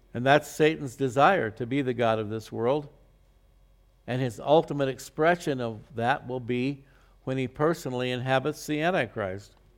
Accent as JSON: {"language": "English", "town": "Phoenix", "region": "Arizona", "country": "United States", "tie": "born or raised there", "said": "when I grew up in Phoenix in the old days"}